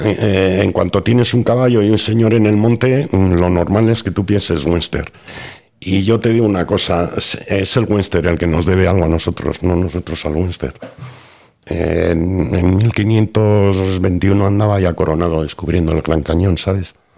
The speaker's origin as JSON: {"language": "Spanish", "town": "Bilbao", "region": "Basque Country", "country": "Spain", "tie": "born or raised there", "first_language": "Spanish", "moved": "as an adult", "lives_now": "Madrid, Spain", "said": "me he criado allí 30 años, mm, tengo toda la familia en Bilbao y soy vasco"}